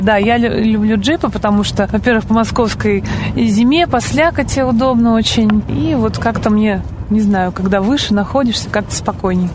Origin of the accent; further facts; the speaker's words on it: Bugulma, Tatarstan, Russia; now in Moscow, Russia; Город Бугульма, это где я родилась, откуда я родом, Татарстан